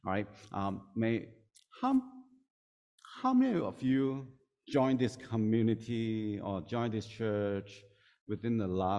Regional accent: Hong Kong; English is a second language; moved away; So I came from Hong Kong 2005. So this is my 18th year here.

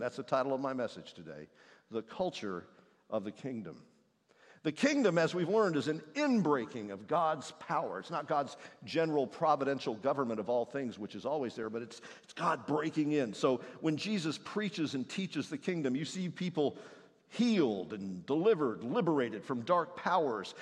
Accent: Indiana, United States; moved away; the one I grew up in in Indiana next to a soybean field

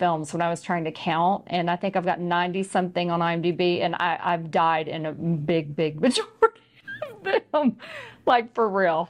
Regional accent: Texas, United States; I'm just a Texan.

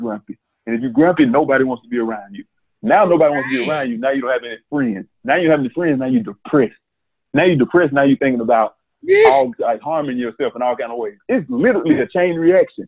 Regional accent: Mississippi, United States; we're from Mississippi

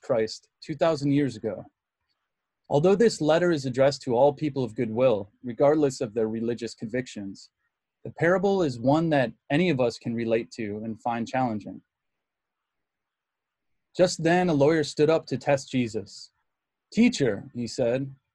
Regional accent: Muskegon, Michigan, United States; The Catholic church I went to growing up in Muskegon, Michigan was called St. Francis de Sales

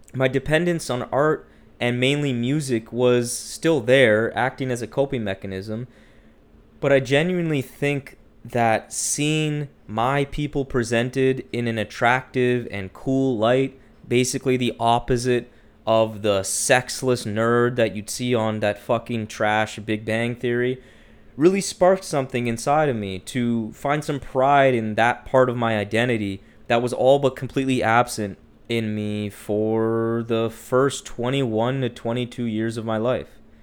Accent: Ottawa, Ontario, Canada; my hometown of Ottawa

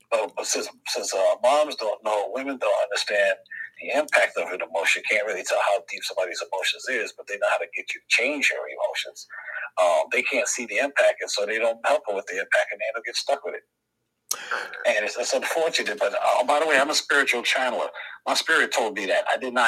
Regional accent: New York City, New York, United States; I grew up in the South Bronx

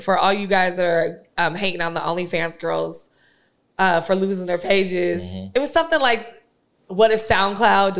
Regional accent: San Diego, California, United States; I grew up in Southeast San Diego

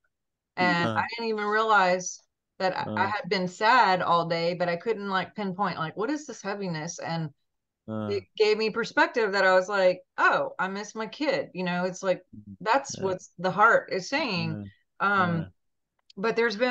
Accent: Montana, United States; moved away; I'm from Montana originally

